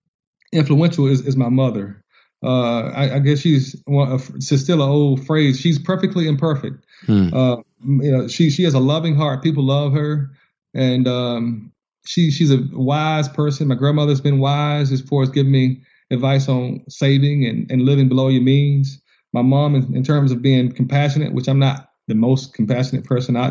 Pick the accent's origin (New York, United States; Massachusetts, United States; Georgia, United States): Georgia, United States; I'm from Georgia.